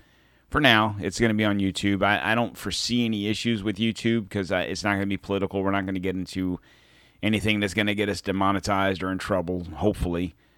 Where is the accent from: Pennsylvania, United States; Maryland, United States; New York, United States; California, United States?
Pennsylvania, United States; born there; even though I was born in Pennsylvania, north of Philly, my mom, giant Philadelphia fan, I have lived in Florida for 40-some-odd years